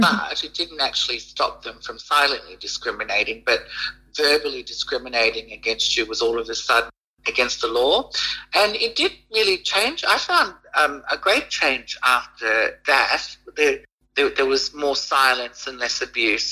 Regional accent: Fiji; I'm from Fiji

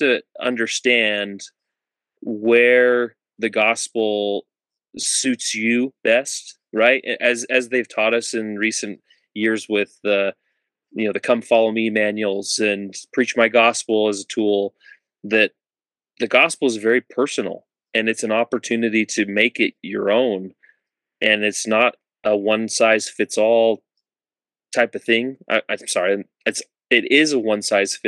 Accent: Utah, United States; moved away as an adult; growing up in Utah

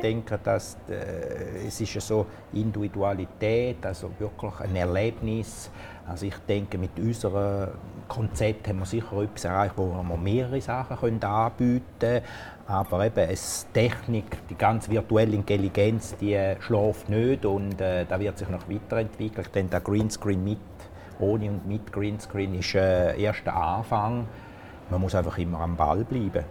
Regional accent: Italy; now in Switzerland; als Italiener

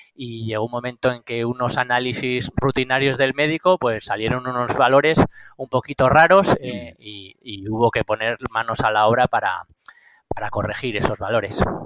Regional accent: Astigarraga, Basque Country, Spain; moved away as an adult; now in Andosilla, Spain; Yo soy de Astigarraga, eh, tengo 48 años, pero llevo más de 20 viviendo aquí en Andosilla

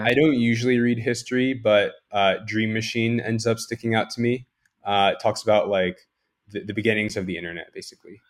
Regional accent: New Jersey, United States; moved away; I grew up in Jersey my entire life

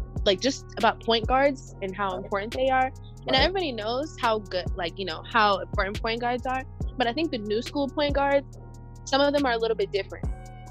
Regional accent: North Carolina, United States; I'm from North Carolina

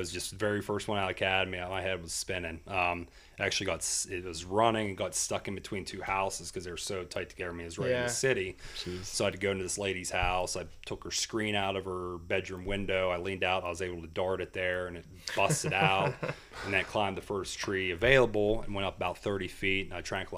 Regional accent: Freedance, Pennsylvania, United States; I grew up in Freedance

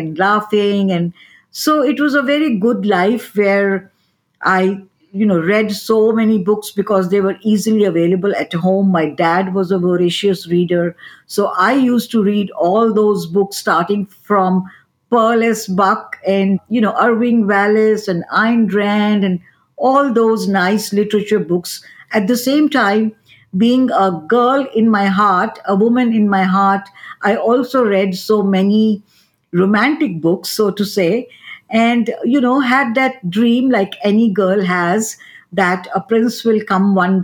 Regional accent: New Delhi, Delhi, India; moved away as an adult; now in United States; I am born and brought up in New Delhi, India, which is the capital of India

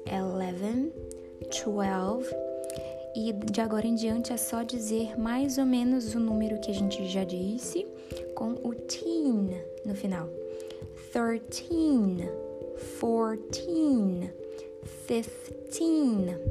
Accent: Brazil; eu tenho 26 anos e eu sou brasileira

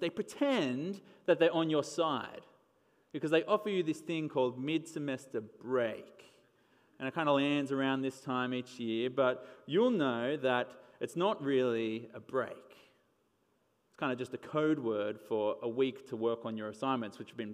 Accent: Wollongong, New South Wales, Australia; my hometown.

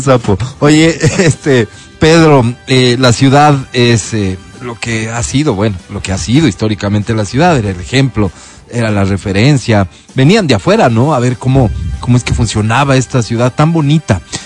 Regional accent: Quito, Pichincha, Ecuador; como quiteño

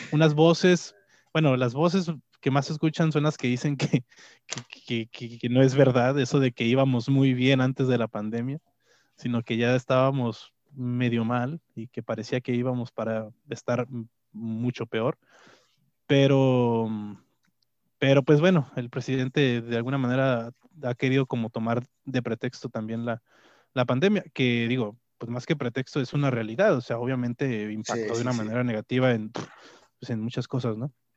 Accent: Mexico; como mexicanos o como, como, pueblo mexicano

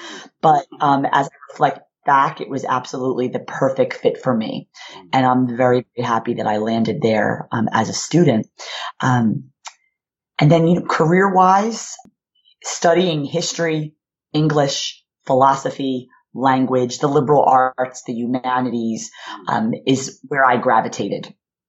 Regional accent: Philadelphia, Pennsylvania, United States; So I grew up in Philadelphia, Pennsylvania, in a working class neighborhood. We were first generation college students, my sister and I.

